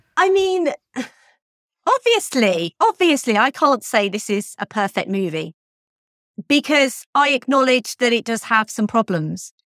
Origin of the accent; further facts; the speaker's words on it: United Kingdom; I'm British.